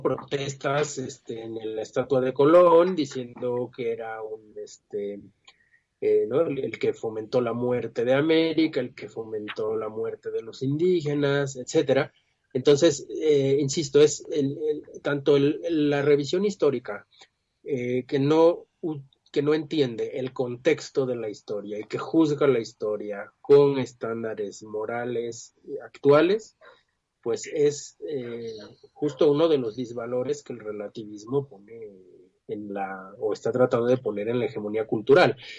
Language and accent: Spanish; Mexico